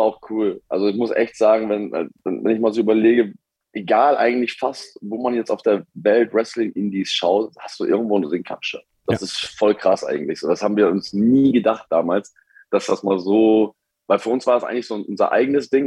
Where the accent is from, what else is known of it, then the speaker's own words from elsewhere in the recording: Hamburg, Germany; moved away as an adult; now in United States; ich komme aus Hamburg